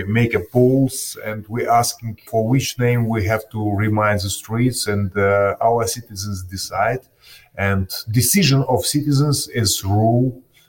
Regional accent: Kyiv, Ukraine; born or raised there

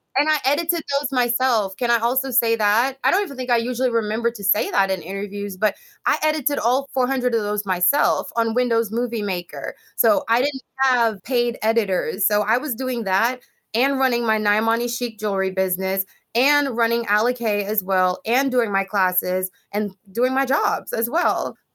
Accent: Jamaica; moved away; when I was growing up in Jamaica

